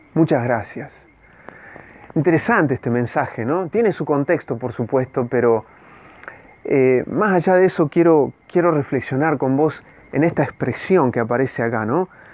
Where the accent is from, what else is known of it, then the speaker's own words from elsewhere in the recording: Dolores, Buenos Aires Province, Argentina; moved away; registro civil de mi pueblo